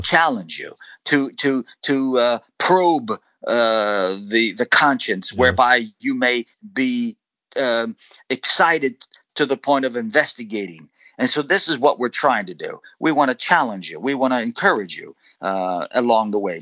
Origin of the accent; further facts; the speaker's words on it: United States; I'm an American